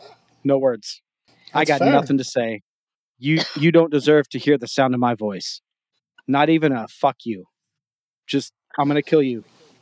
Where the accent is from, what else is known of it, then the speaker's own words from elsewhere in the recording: Memphis, Tennessee, United States; 15 minutes from where I grew up in Memphis.